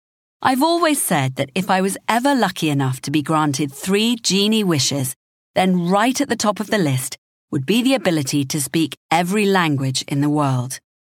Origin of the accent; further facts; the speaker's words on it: London, United Kingdom; now in Japan; As a Londoner living in Japan, I try every week to progress my rudimentary Japanese.